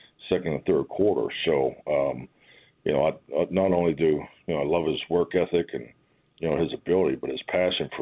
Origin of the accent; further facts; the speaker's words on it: Pittsburgh, Pennsylvania, United States; moved away; being a kid growing up in Pittsburgh